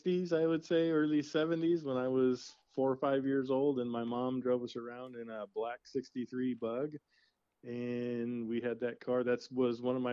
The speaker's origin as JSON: {"language": "English", "town": "La Habra Heights", "region": "California", "country": "United States", "tie": "born or raised there", "said": "I grew up in La Habra Heights"}